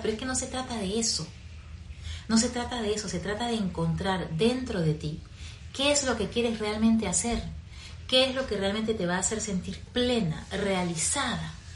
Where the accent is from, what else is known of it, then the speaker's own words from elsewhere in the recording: Peru; moved away; also born or lived in Caracas, Venezuela; Yo soy peruana, vivía en Perú